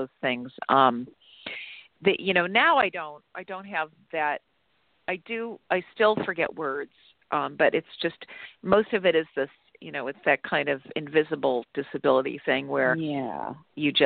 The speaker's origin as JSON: {"language": "English", "region": "Ohio", "country": "United States", "tie": "born or raised there", "also_born_or_lived": "Chicago", "moved": "yes", "said": "I was born in Chicago, but I grew up in Ohio"}